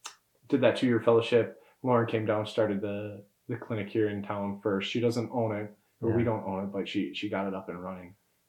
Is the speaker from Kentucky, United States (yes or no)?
no; Minnesota, United States; moved away as an adult; now in Murfreesboro, United States; So I'm from Minnesota.